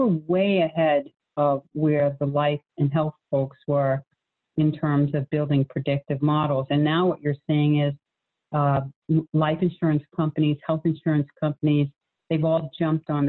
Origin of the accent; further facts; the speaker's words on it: New England, United States; moved away as an adult; now in Charlotte, United States; I was from New England